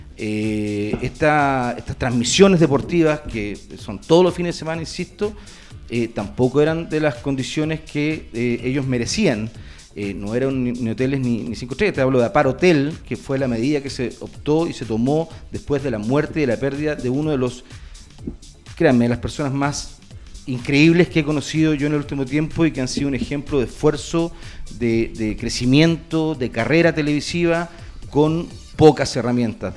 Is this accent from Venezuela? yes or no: no; Valparaíso, Chile; yo soy de región de Valparaíso